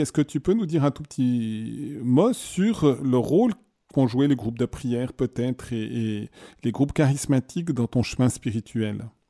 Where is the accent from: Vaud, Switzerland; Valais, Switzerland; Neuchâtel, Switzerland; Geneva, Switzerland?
Neuchâtel, Switzerland; je suis Neuchâtelois.